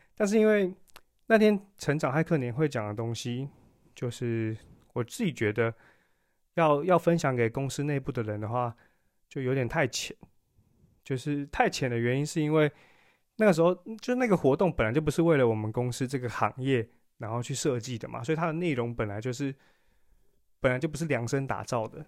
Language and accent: Chinese; Taiwan; 就我们作为台湾人有一个很，很好的优点